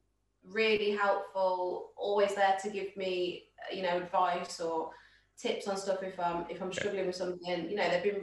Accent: Midlands, United Kingdom; we're all from the Midlands

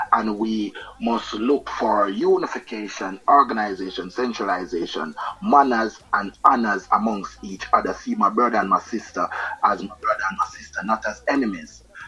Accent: Kingston, Jamaica; moved away as an adult; also born or lived in Switzerland; now in England; So I'm from East Kingston, you know, at that time I'm here in England

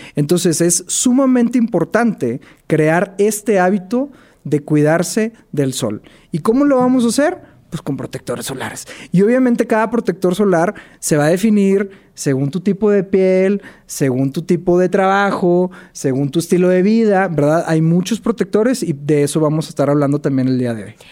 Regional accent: Monterrey, Nuevo León, Mexico; soy de la ciudad de Monterrey

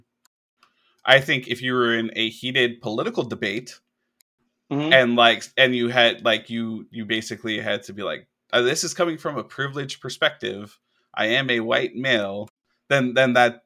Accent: Hawaii, United States; moved away; me growing up on an island

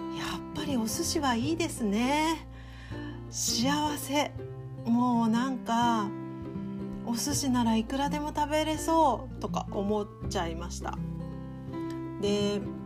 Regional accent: Japan; now in Germany; 当然日本人

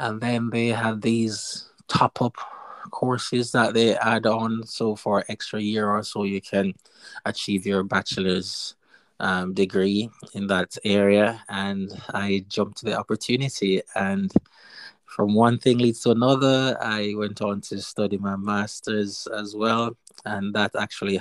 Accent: Westmoreland, Jamaica; moved away as an adult; also born or lived in East Midlands, United Kingdom; now in United Kingdom; I'm originally from Jamaica. The cool, nice tourist attraction parish, which is Westmoreland

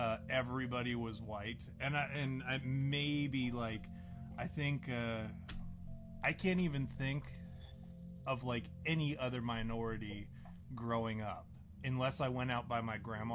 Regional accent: Wisconsin, United States; I grew up in Wisconsin for the most part.

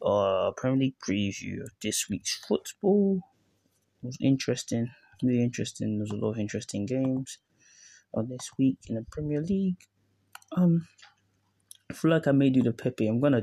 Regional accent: Syria; Like talking about my home country, Syria, and talking about England

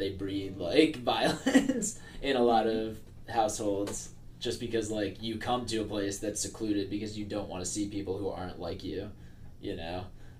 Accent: Warwick, New York, United States; Because, like, it is a very wonderful place to grow up, and there's a lot of parks and, like, very good schools.

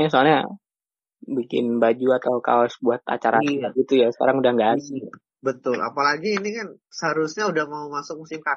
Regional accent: Jambi, Indonesia; now in Semarang, Indonesia; Oh iya, asal mana? Jambi ya? Iya, bener.

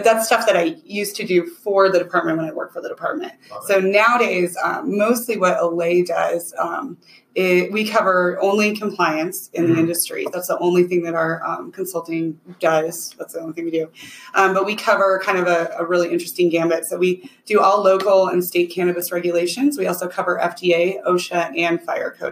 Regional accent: Colorado, United States; I grew up in Colorado

